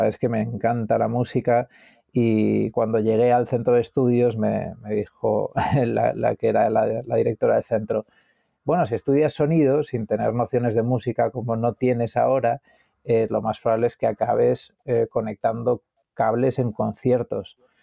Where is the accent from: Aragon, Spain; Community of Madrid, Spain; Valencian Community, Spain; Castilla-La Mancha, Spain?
Community of Madrid, Spain; Madrid; born or raised there; also born or lived in Galicia